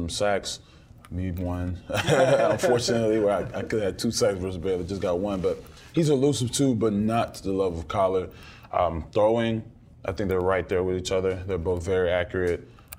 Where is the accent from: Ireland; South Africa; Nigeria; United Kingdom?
Nigeria; I'm Nigerian